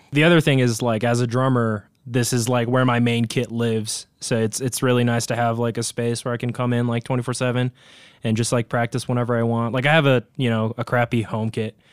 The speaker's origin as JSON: {"language": "English", "region": "Tokyo", "country": "Japan", "tie": "born or raised there", "moved": "as an adult", "lives_now": "Colorado, United States", "said": "I'm originally from Tokyo, Japan, but, uh, really close to my house, actually, there was a capoeira, like, dojo"}